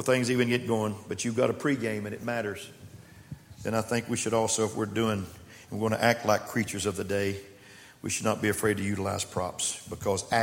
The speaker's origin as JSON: {"language": "English", "region": "West Texas", "country": "United States", "tie": "born or raised there", "moved": "yes", "lives_now": "Austin, United States", "said": "I was raised in West Texas"}